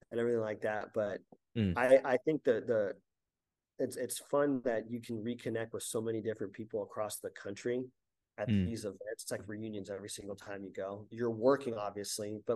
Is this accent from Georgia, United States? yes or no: no; Southern California, United States; I was from Southern California